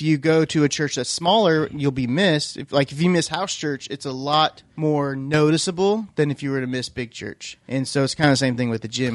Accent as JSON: {"language": "English", "region": "Iowa", "country": "United States", "tie": "born or raised there", "also_born_or_lived": "Missouri", "moved": "yes", "lives_now": "Oklahoma, United States", "said": "growing up in Iowa"}